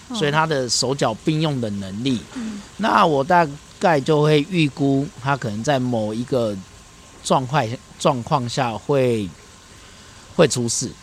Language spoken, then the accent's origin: Chinese; Taiwan; 我从小在沿海乡下长大，